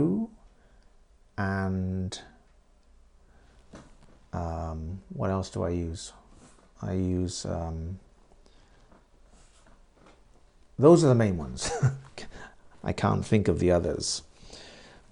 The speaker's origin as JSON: {"language": "English", "country": "United Kingdom", "said": "I am British, but my wife is Japanese"}